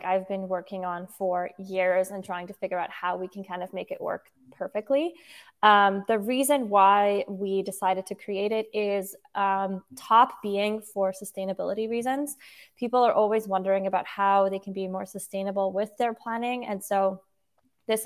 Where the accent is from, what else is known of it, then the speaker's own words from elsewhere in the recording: Switzerland; I was born in Switzerland. I grew up there, and I'm also half Dutch